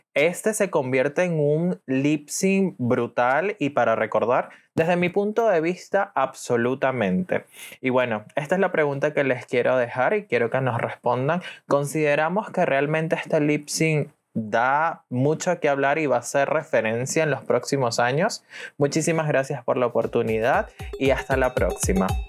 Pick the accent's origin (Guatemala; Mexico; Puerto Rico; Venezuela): Venezuela; soy de Venezuela